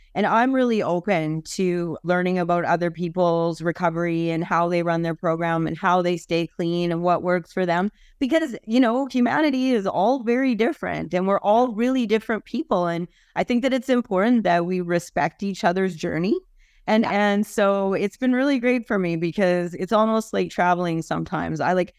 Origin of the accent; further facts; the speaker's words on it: Canada; Hi, I'm Canadian.